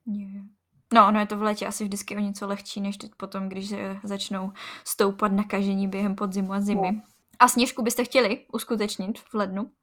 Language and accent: Czech; Moravian-Silesian Region, Czechia; u nás v Moravskoslezském kraji